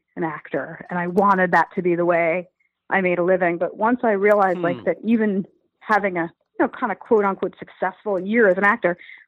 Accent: New York City, New York, United States; I'm a Jew from Brooklyn

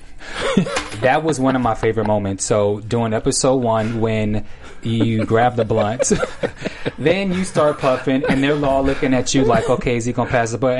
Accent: Bay Area, California, United States; I'm from the Bay

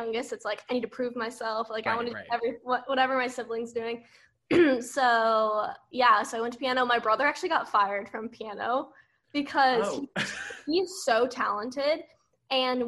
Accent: Auburndale, Florida, United States; moved away as an adult; now in Nashville, United States; everyone from my hometown say Auburndale

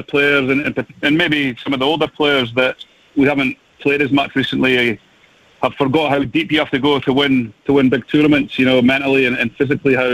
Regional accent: Scotland, United Kingdom; as a Scotsman

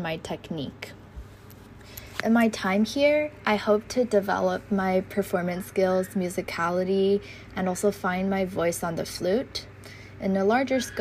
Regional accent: Taiwan; I am a freshman from Taiwan

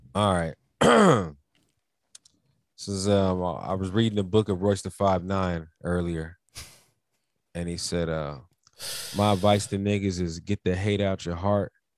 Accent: United States; We both black Americans

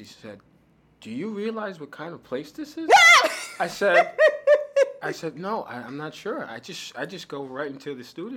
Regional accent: New York City, New York, United States; born or raised there; also born or lived in Miami, Florida / Haiti

